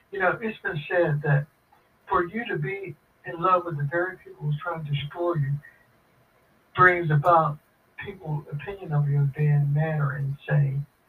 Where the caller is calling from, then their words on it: Pittsburgh, Pennsylvania, United States; I'm calling from Pittsburgh, Pennsylvania.